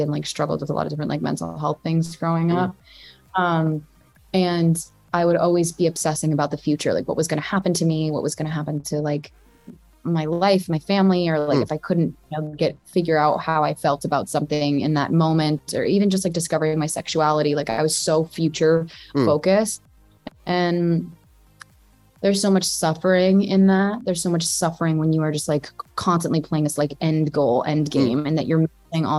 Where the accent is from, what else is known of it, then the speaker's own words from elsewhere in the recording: New Jersey, United States; I'm from Jersey, and so I say like tits, like where I'm from